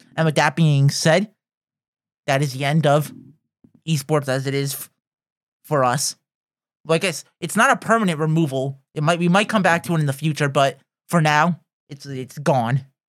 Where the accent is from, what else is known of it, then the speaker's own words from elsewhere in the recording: United States; we're from North America